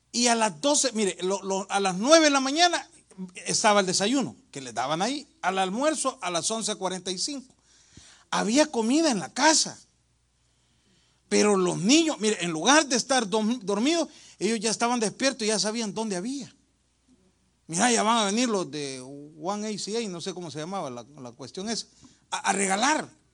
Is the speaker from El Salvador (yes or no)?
yes; El Salvador; moved away; En mi país, El Salvador